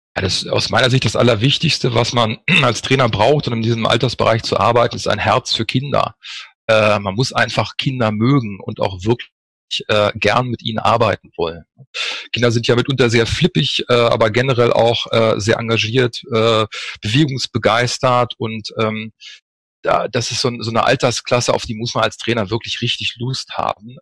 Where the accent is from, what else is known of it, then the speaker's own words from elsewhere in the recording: Northern Germany, Germany; moved away as an adult; also born or lived in Freiburg / Düsseldorf; now in Cologne, Germany; Habe im Norden angefangen, wo ich geboren bin